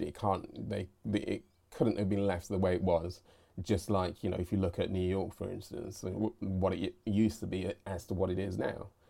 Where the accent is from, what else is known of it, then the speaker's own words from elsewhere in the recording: United Kingdom; regard myself as British